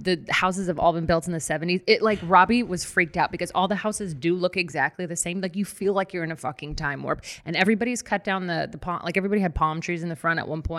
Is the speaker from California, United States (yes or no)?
yes; Daly City, California, United States; moved away as an adult; also born or lived in Long Beach, California; I grew up in between San Francisco and South San Francisco in a little town called Daly City.